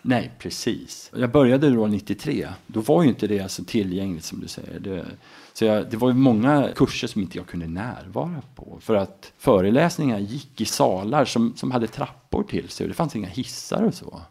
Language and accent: Swedish; Mora, Dalarna County, Sweden; also born or lived in Uppsala / Enköping / Falun / United States; då hamnar jag också lite närmare min hemstad, Mora